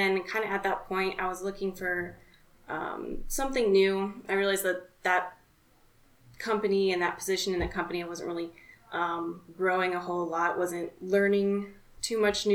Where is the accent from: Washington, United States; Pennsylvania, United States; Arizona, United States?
Arizona, United States; So I'm from Arizona, born and raised here, been here my whole life.